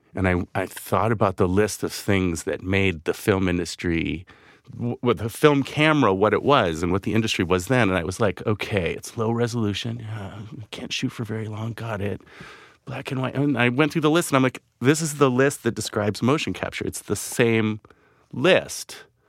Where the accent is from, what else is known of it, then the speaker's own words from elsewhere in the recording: Vancouver, British Columbia, Canada; moved away as an adult; I grew up in Vancouver, Canada